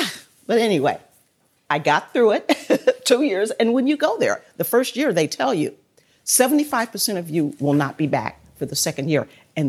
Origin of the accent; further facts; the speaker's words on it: Trenton, South Carolina, United States; And Trenton is the city that I live in. It's about the size of this room. That's why when people ask, "Where are you from?" I say Edgefield County.